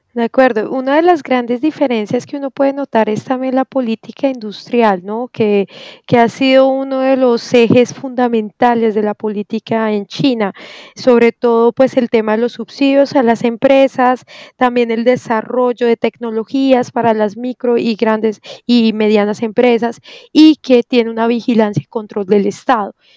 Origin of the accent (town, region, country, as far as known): Colombia